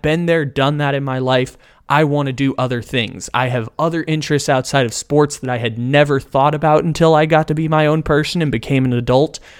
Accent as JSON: {"language": "English", "town": "San Diego", "region": "California", "country": "United States", "tie": "born or raised there", "moved": "as an adult", "lives_now": "Sacramento, United States", "said": "I was just graduating from high school in San Diego, California, my hometown"}